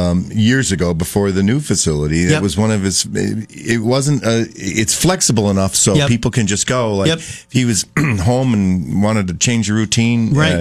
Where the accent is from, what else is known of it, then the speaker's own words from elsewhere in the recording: Middlebury, Vermont, United States; I'm from Middlebury